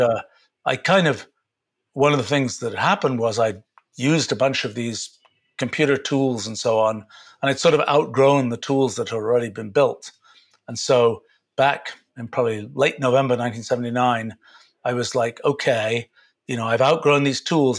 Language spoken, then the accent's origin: English; England, United Kingdom; I grew up in England.